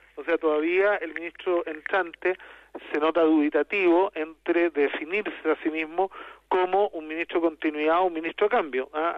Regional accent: Chile; nuestro país

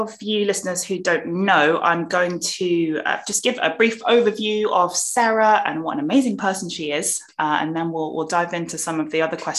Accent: London, United Kingdom; And I grew up in Southeast London, and I was so lucky to be surrounded by lots of people from different backgrounds.

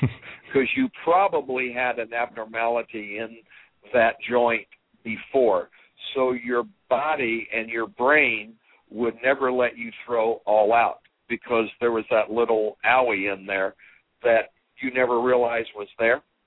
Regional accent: Terre Haute, Indiana, United States; growing up in Terre Haute, Indiana

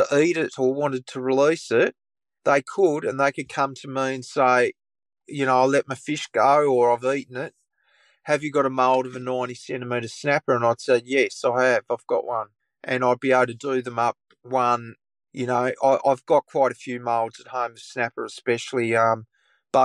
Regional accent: Tamar Valley, near Launceston, Tasmania, Australia; I grew up in the Tamar Valley, which is just out of Launceston, and it's on the shores of the Tamar River.

